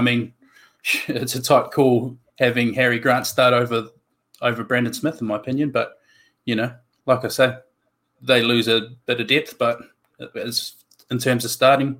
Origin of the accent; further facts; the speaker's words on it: Auckland, New Zealand; moved away as an adult; now in Wellington, New Zealand; So I was born and bred in Auckland, South Auckland, grew up there